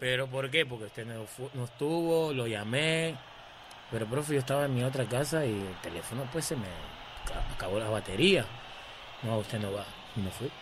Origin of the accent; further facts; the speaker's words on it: Peru; moved away as an adult; also born or lived in Aguadilla, Puerto Rico; súper orgulloso de ser peruano